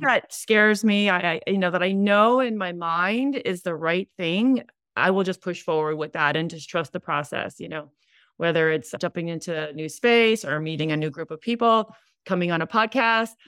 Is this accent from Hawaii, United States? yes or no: yes; Hawaii, United States; moved away as an adult; now in California, United States; we're in Hawaii, we're from Hawaii